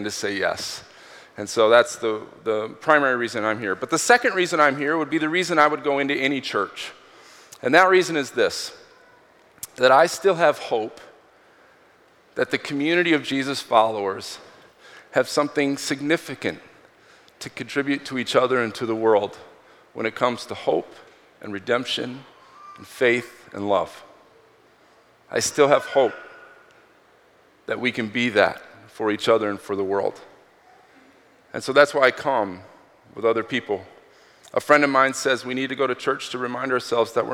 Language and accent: English; Minneapolis, Minnesota, United States; I'm from Minneapolis